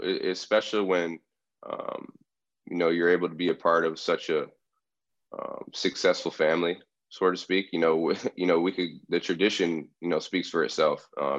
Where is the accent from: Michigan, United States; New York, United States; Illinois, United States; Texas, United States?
Michigan, United States; Bay City; moved away as an adult; So I'm originally from Michigan, Bay City, Michigan.